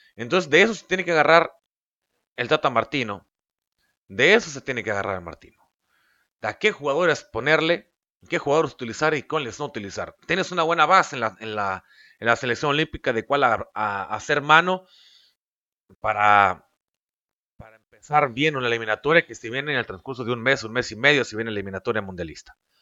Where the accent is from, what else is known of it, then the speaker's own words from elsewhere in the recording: Mexico; voy a hablar como mexicano